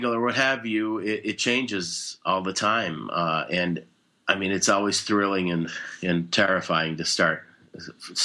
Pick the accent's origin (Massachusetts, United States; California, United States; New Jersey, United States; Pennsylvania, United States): Massachusetts, United States; Boston; moved away as an adult; also born or lived in Moscow, Russia; now in Chicago, United States; My family and I emigrated to the U.S. in 1978 when I was seven, settling in the Boston area. And I grew up mostly there